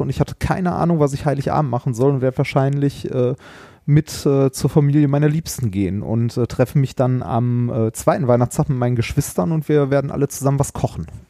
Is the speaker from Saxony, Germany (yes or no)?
no; Essen, North Rhine-Westphalia, Germany; bin ich in Altendorf groß geworden